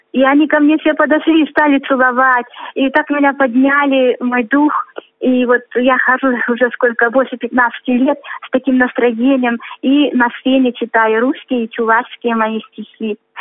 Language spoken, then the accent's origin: Russian; Krasnoyarsk, Krasnoyarsk Krai, Russia; also born or lived in Chuvashia; Я из города Красноярска